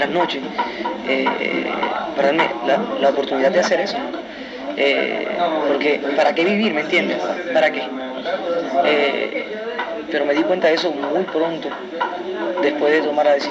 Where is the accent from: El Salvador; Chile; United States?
United States; New York; yo nací y me crié en Nueva York demasiado americanizado